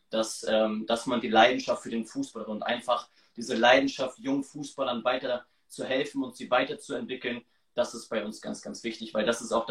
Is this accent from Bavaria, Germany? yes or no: no; Hamburg, Germany; Wir kommen aus Hamburg und die wohnen halt weiter weg.